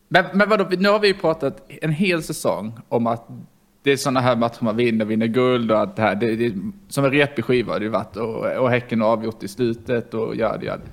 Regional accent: Karlshamn, Blekinge, Sweden; moved away; från Karlshamn.

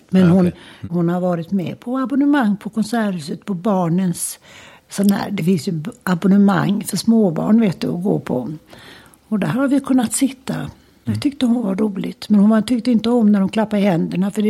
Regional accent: Gothenburg, Västra Götaland, Sweden; Och där bod, växte vi upp och bodde i många, alla år. Och idag är den till och med och det var sånt där radhus, trä, gammalmodigt träradhus. Boråsvägen ut hette det väl på den tiden. Precis i ytterkanten av Örgryte.

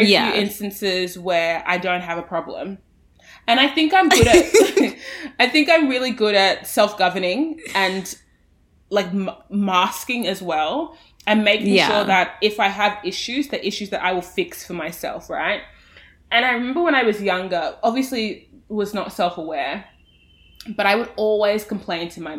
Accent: Australia; I am the Australian voice on the show

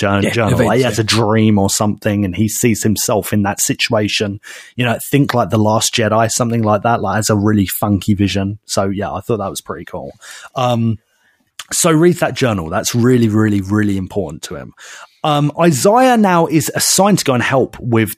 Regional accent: Basildon, East of England, United Kingdom; my hometown of Basildon

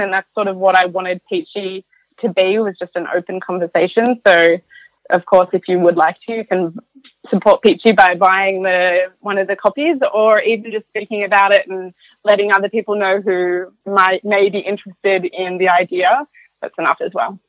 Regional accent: Warrnambool, Victoria, Australia; moved away as an adult; now in France; I come from Warrnambool. I'd never left Warrnambool. I'd never left my parents' house.

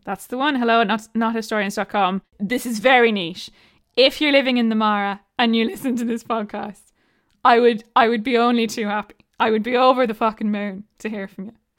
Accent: Ireland

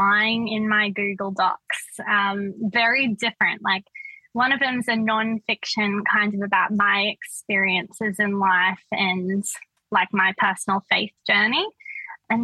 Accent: Redcliffe, Queensland, Australia; I grew up in Queensland, in Redcliffe

